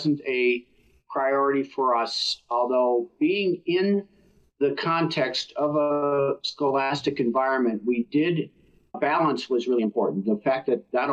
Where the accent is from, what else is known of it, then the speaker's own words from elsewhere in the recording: Minnesota, United States; I grew up in Minnesota and played hockey growing up.